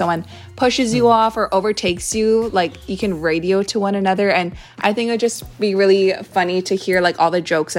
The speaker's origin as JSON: {"language": "English", "region": "Hawaii", "country": "United States", "said": "I'm from Hawaii"}